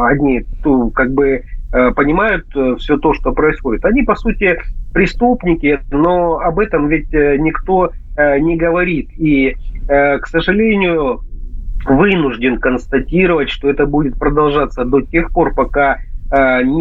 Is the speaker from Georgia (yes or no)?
no; Donetsk Oblast, Ukraine; Ну а в Донецкой Народной Республике, к сожалению, на моей малой родине происходят такие ужасные события